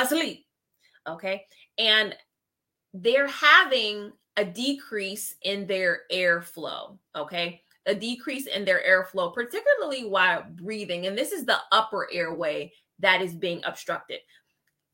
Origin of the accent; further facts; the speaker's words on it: Ohio, United States; Representing my home state. Ohio.